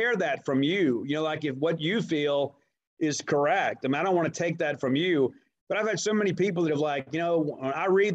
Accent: Columbia, Mississippi, United States; also born or lived in Kent, Mississippi; I was born in Kent, Mississippi. And then my parents split when I was about 15 months old. So I was basically raised by my grandparents until I was 8 in a town called Columbia, Mississippi

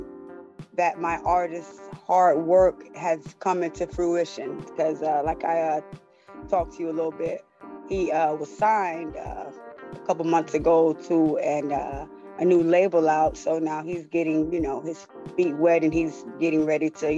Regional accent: Florida, United States; moved away as an adult; also born or lived in Atlanta; now in Gwinnett County, United States; I'm from Florida, but I'm here in Atlanta. I moved here in 2016

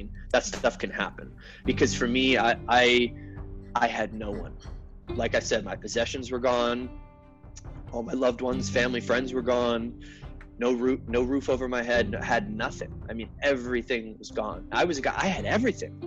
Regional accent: Connecticut, United States; moved away; I'm originally from Connecticut, like I said. You know, I grew up out there

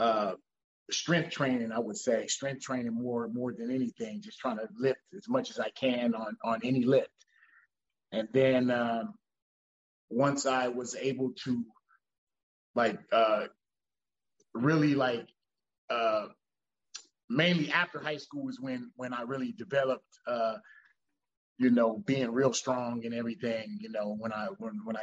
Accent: Monrovia, California, United States; I'm from Monrovia, California. It's about 20 minutes from LA. I'm in LA County

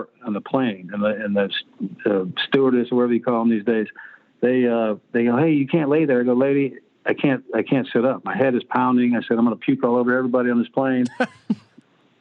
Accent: California, United States; moved away; I grew up in California

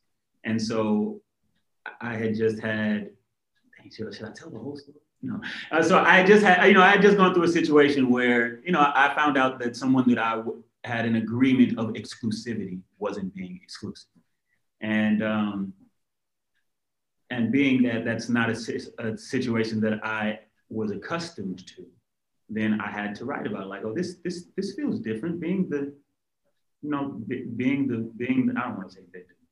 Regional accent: Inglewood, California, United States; I'm from Inglewood, California

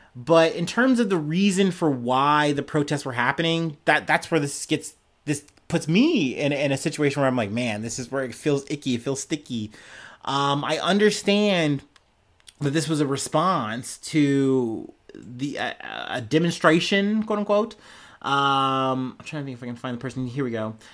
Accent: United States; as an American, as a black man, I've seen this happen in my country a lot

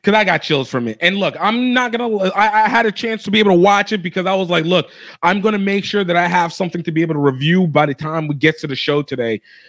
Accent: United States; as an American who does not watch the Six Nations

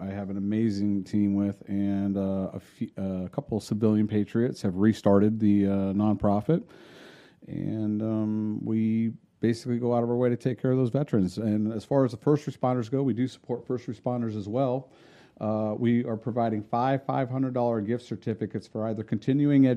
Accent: New York, United States; now in Florida, United States; where I grew up in New York

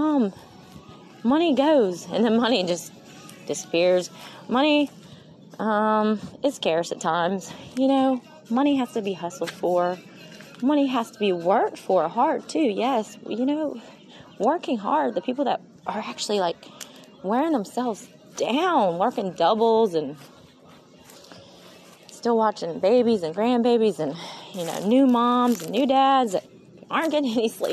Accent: Mississippi, United States; I am from Mississippi

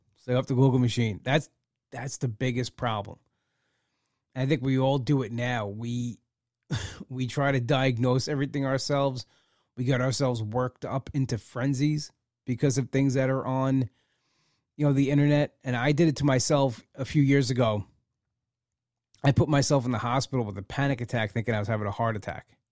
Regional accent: United States; as an American

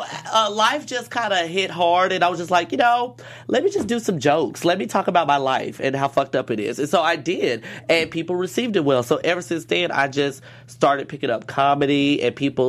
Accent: Dallas, Texas, United States; moved away as an adult; now in Los Angeles, United States; I've been in L.A. for about 3 years now. It has been an adjustment because I'm from the South, you know, very Bible Belt, Texas, Dallas

